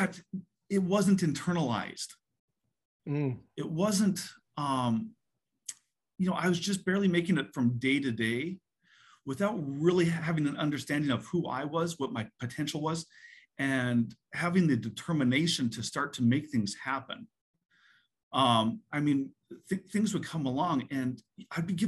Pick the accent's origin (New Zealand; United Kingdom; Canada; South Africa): Canada; moved away as an adult; now in United States; I was born and raised in Canada, moved to the US for college.